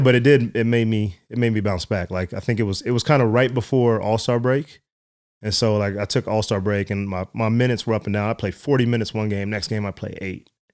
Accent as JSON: {"language": "English", "town": "Dallas", "region": "Texas", "country": "United States", "tie": "born or raised there", "also_born_or_lived": "West Virginia / San Antonio", "said": "I grew up in Dallas"}